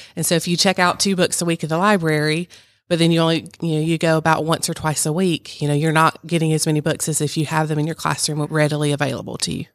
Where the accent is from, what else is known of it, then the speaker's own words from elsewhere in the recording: Virginia, United States; moved away; I grew up in Virginia